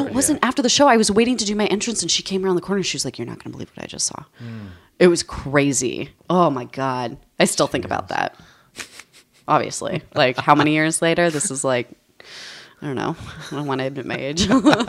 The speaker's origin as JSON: {"language": "English", "region": "New Mexico", "country": "United States", "tie": "born or raised there", "said": "I grew up in New Mexico."}